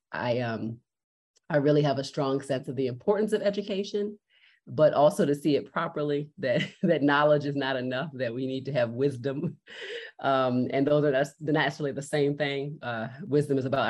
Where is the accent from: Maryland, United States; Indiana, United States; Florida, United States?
Maryland, United States; Baltimore; I was born and raised in Baltimore, Maryland